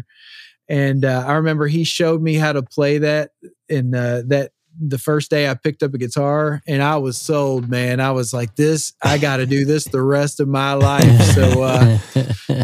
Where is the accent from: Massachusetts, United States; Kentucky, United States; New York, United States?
Kentucky, United States; Louisville; moved away as an adult; now in Nashville, United States; I'm from Louisville, Kentucky. Yep. That's where my roots are, man.